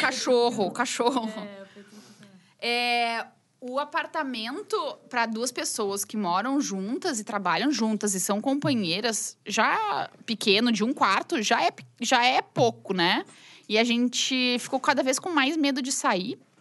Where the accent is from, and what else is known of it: Rio Grande do Sul, Brazil; accent: gaúcho